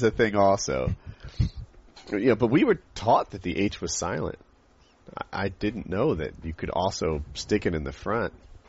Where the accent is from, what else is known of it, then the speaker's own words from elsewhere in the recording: United States; accent: generic American; By and large, I feel like my accent is sort of that, like, a generic American accent.